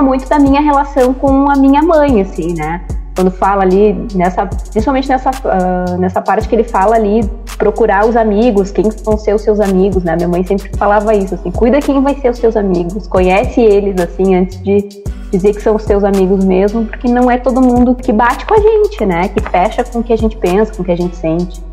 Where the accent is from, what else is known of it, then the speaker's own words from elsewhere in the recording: Bagé, Rio Grande do Sul, Brazil; do Sul, sou da cidade de Bagé, a gente costuma dizer que é o garrão do Rio Grande do Sul, porque é lá na fronteira com o Uruguai